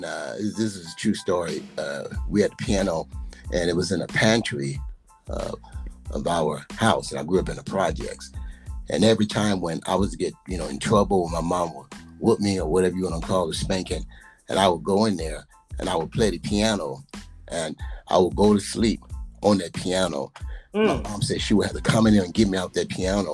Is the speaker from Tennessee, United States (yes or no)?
yes; Memphis, Tennessee, United States; accent: Southern; moved away; also born or lived in Chicago, Illinois / Wisconsin; I grew up in Memphis. Then I moved to Chicago. Then I, you know, moved to Wisconsin.